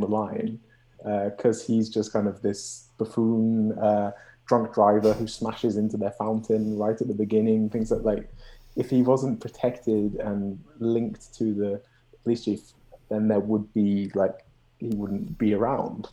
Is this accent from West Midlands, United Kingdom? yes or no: yes; Birmingham, West Midlands, United Kingdom; moved away as an adult; now in Montreal, Canada; I'm from Birmingham